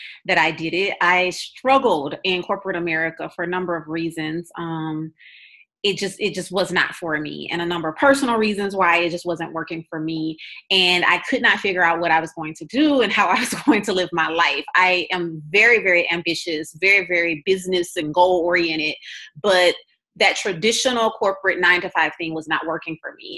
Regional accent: Louisiana, United States; moved away; also born or lived in Texas; I'm originally from Louisiana.

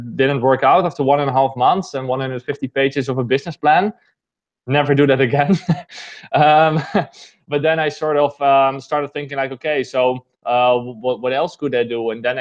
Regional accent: Netherlands; I'm basically born and raised in the Netherlands.

